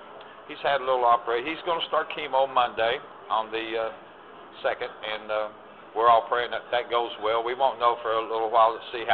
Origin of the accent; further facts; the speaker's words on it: Ashland, Kentucky, United States; moved away as an adult; also born or lived in Nashville, Tennessee; now in Bristol, United States; I was born and raised in Ashland, Kentucky, and then went to the military, come out of the military, and then I moved to Nashville, Tennessee, then to Bristol.